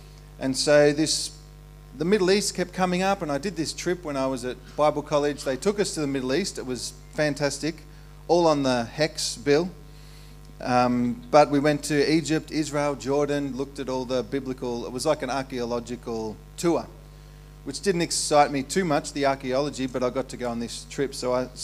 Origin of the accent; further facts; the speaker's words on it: Ballarat, Victoria, Australia; moved away as an adult; also born or lived in Melbourne / Perth; I was raised in Ballarat